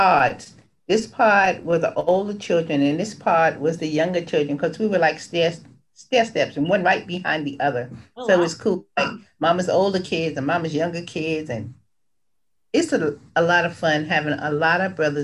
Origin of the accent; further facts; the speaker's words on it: New York City, New York, United States; I was born in Brooklyn